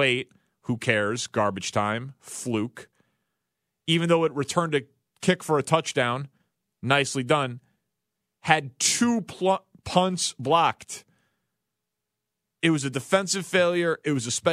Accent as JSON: {"language": "English", "town": "Chicago", "region": "Illinois", "country": "United States", "tie": "born or raised there", "said": "670 The Score here in my hometown"}